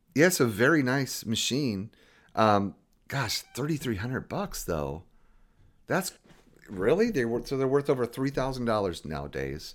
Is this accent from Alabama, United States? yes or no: no; Jacksonville, Florida, United States; I grew up in Jacksonville, Florida